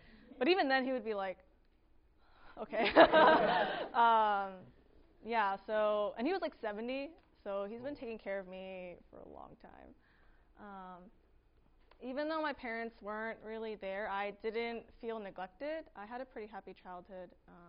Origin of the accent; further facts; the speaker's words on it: California, United States; I was born in California, and like typical immigrant families, my parents were always working.